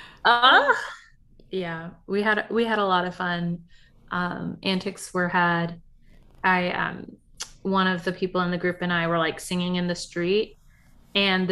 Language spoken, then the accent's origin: English; United States; we're American